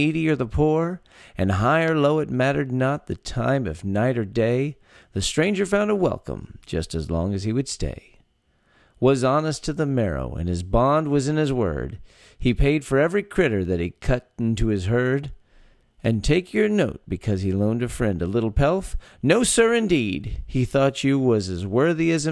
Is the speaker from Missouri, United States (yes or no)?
no; Texas, United States; born or raised there